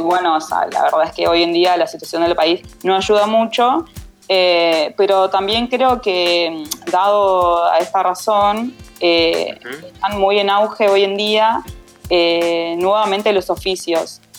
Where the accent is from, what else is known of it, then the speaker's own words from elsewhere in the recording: Paraná, Entre Ríos, Argentina; moved away as an adult; now in Buenos Aires, Argentina; soy de Paraná, Entre Ríos, eh, y vivo hace unos 11 años más o menos en Capital Federal.